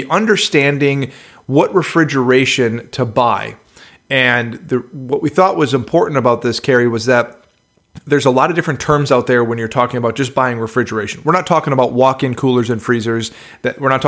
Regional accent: Midwest, United States; You've got some twang coming from someone that was born and raised in the Midwest

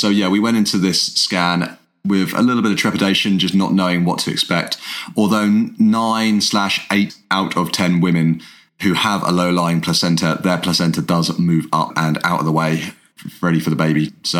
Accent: England, United Kingdom; We're an English guy and an Irish girl that fell in love, got married

